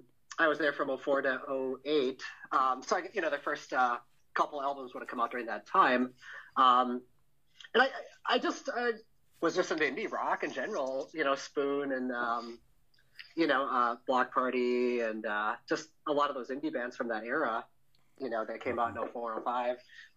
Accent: Menasha, Wisconsin, United States; moved away as an adult; also born or lived in Minneapolis, Minnesota / Chicago, Illinois / Milwaukee, Wisconsin; now in Covington, United States; I was born in Menasha, Wisconsin, Fox Valley.

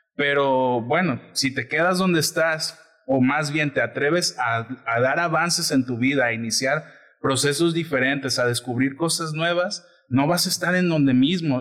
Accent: Colima, Mexico; Nosotros somos de Colima

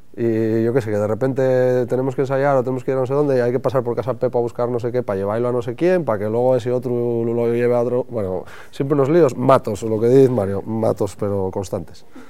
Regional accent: Llanera, Asturias, Spain; la gente de aquí de Llanera

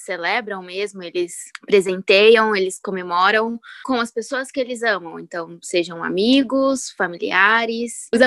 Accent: São José dos Campos, São Paulo, Brazil; now in United States; tenho 28 anos, sou de São José dos Campo São Paulo.

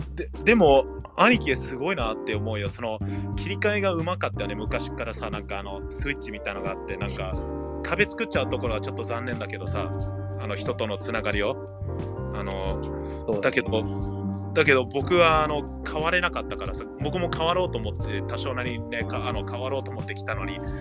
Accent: United States; moved away as an adult; now in Japan; アメリカから来てる

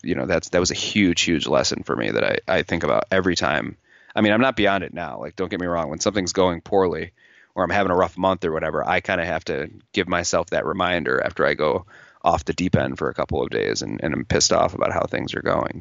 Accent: New York, United States; also born or lived in Los Angeles; I'm from New York

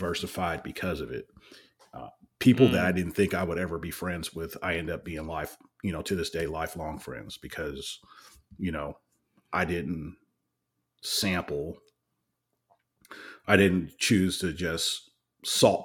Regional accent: California, United States; I'm from California

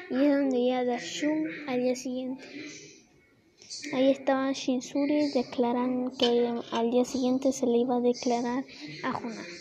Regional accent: Mexico; yo soy de México

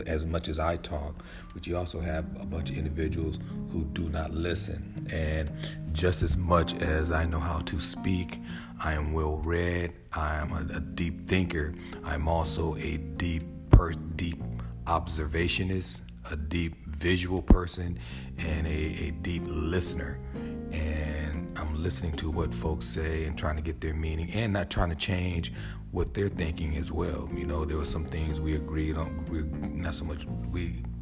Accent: United States; now in Atlanta, United States

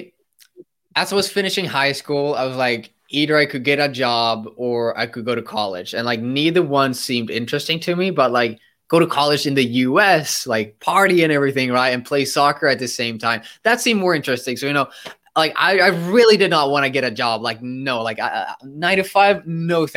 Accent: Sweden; also born or lived in United States; I'm from Sweden and I studied in the US, so I flew across the globe to study there, and then I had to fly back

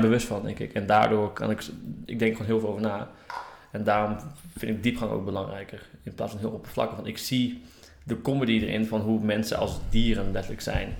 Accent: Groningen, Netherlands; ik kom uit Groningen en daar eh, was er echt niks te doen

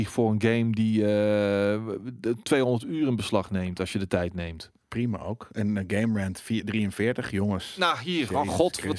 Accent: Breda, North Brabant, Netherlands; ik ben opgegroeid in Prins Haag in uh, eh, Breda.

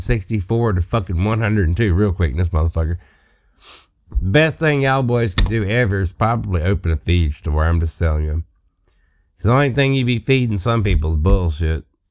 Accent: Southeast Mississippi, United States; I am from Southeast Mississippi

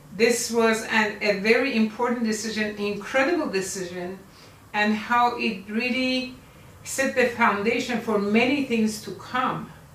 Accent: Iran; moved away as an adult; also born or lived in United States / Egypt; now in Malaysia; I was born in Iran in 1947, makes me 73 years old at this time, 2020

